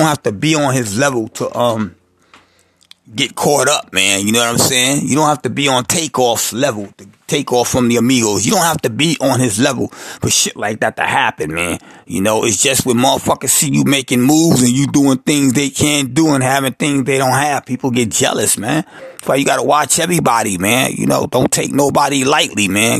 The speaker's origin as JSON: {"language": "English", "town": "New York City", "region": "New York", "country": "United States", "tie": "born or raised there", "said": "I'm originally from the South Bronx"}